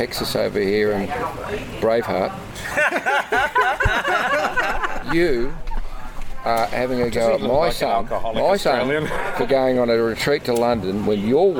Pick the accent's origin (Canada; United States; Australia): Australia; Speaking as an Australian 74-year-old